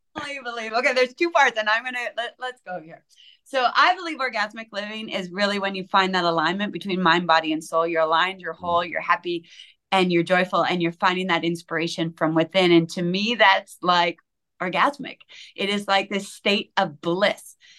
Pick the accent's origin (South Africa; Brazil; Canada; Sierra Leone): Canada; I'm Canadian